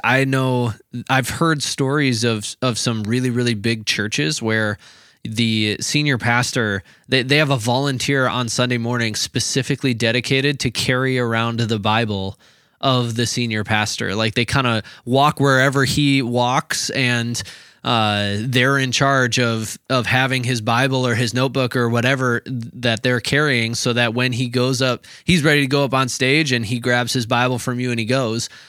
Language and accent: English; Minnesota, United States; we're from Minnesota